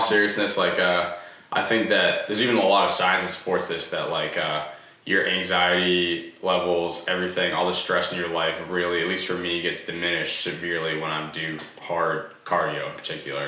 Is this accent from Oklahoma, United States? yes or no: no; Easton, Massachusetts, United States; I'm from Easton, Massachusetts.